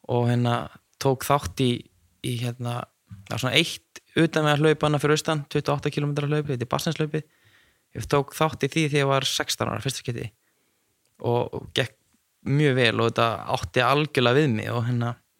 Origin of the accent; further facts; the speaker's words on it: Neskaupstaður, Eastern Region, Iceland; now in Akureyri, Iceland; ég er frá Neskustad og var alltaf í fókbólta